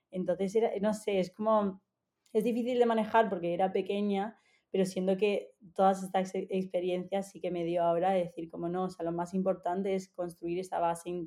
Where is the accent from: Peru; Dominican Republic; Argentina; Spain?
Argentina; also born or lived in Egypt / Canada; desde pequeña eh, me he estado mudando por el trabajo de mis padres, o sea, yo nací en Egipto, me crié, o sea, 10 años en Argentina, después estuve en Canadá